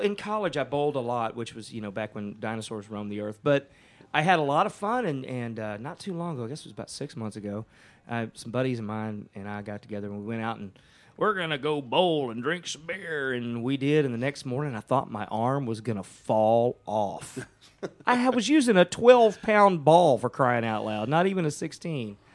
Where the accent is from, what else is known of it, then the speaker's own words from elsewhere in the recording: Ennis, Texas, United States; also born or lived in Burnet, Texas; I, was born and raised in Ennis, which is about 45 miles south of Dallas